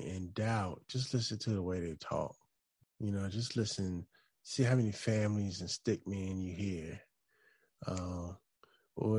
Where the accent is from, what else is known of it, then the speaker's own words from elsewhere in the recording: Chesapeake, Virginia, United States; also born or lived in Portsmouth, Virginia; now in Hampton, United States; I actually grew up on a line in Chesapeake, but we were right there. I grew up in a neighborhood called Camelot